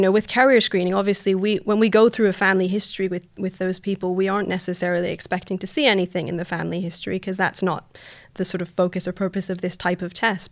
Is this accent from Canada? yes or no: yes; Canada; moved away as an adult; now in United Kingdom; I'm originally from Canada. You'll hear from my voice.